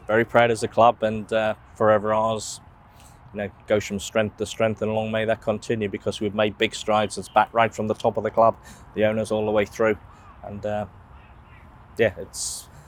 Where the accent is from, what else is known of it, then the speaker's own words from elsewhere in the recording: England, United Kingdom; as an Englishman